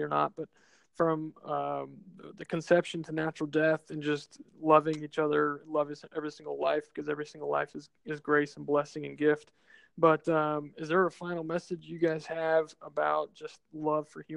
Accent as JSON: {"language": "English", "town": "Austin", "region": "Texas", "country": "United States", "tie": "born or raised there", "moved": "as an adult", "lives_now": "San Antonio, United States", "said": "I grew up in Austin"}